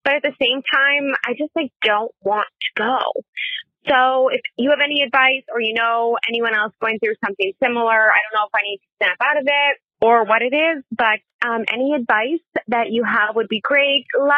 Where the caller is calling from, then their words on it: Canada; I am calling from Canada